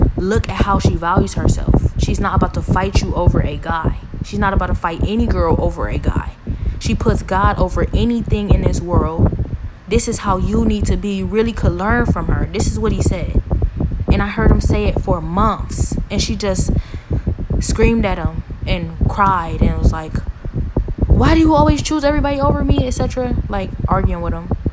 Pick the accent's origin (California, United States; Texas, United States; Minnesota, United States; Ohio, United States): Ohio, United States; Cleveland; I'm from Cleveland, been here my whole life